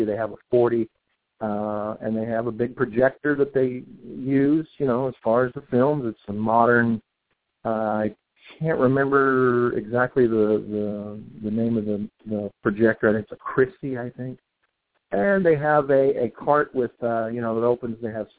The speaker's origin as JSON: {"language": "English", "town": "Bakersfield", "region": "California", "country": "United States", "tie": "born there", "also_born_or_lived": "San Diego / Laughlin, Nevada", "said": "I was born in Bakersfield, but lived most of my life here. I've lived in San Diego. I've lived in Laughlin, Nevada."}